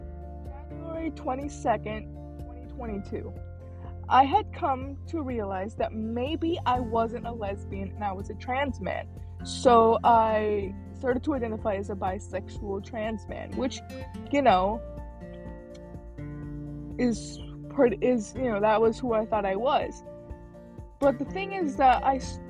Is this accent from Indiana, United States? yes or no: no; Illinois, United States; moved away as an adult; also born or lived in Philippines / Texas; now in California, United States; I grew up in Illinois. We grew up there until I was 18